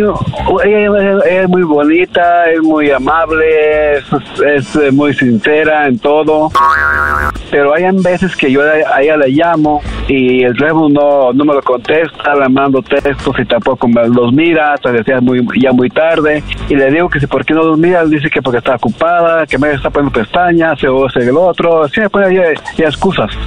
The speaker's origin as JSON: {"language": "Spanish", "region": "Michoacán", "country": "Mexico", "said": "yo soy de Michoacán"}